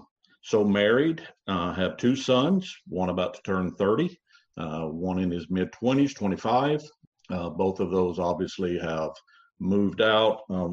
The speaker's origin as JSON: {"language": "English", "region": "Alabama", "country": "United States", "tie": "born or raised there", "also_born_or_lived": "Panama City, Florida / Gardendale, Alabama", "said": "I live in Gardendale, Alabama, which is just about 15 minutes north of Birmingham, right up I-65, born and raised in Alabama. Attended elementary school, high school here locally."}